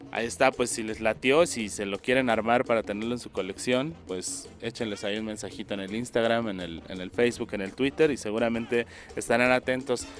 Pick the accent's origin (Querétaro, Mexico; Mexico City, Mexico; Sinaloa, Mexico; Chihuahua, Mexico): Mexico City, Mexico; somos bien chilangos